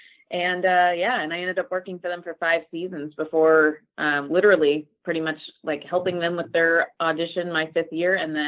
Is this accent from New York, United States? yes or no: no; Laguna Niguel, California, United States; also born or lived in Los Angeles; I'm actually from South Orange County originally, Laguna Niguel. So born and raised in Southern California.